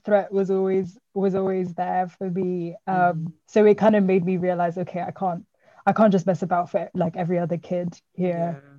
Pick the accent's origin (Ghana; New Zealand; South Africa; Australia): South Africa; now in United Kingdom; I mean, yeah, we're all from South Africa.